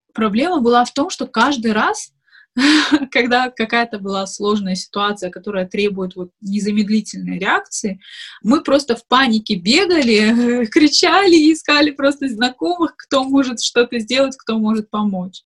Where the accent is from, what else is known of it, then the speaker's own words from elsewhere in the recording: Makhachkala, Dagestan, Russia; moved away as an adult; also born or lived in Moscow; я родилась и выросла в Дагестане, в Махачкале